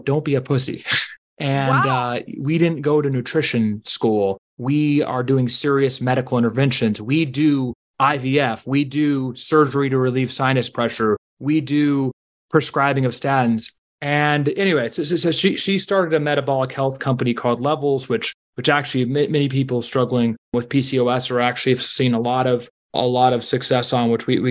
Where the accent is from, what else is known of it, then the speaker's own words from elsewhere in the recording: Washington, District of Columbia, United States; I grew up in Washington, D.C.